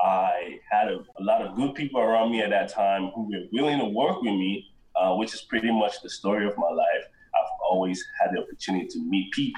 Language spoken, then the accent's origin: English; Nigeria; now in United States; I was born and raised in Nigeria